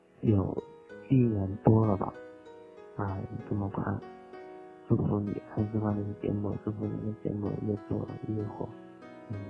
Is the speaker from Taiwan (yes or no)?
no; Wenchuan, Sichuan, China; 我是来自汶川的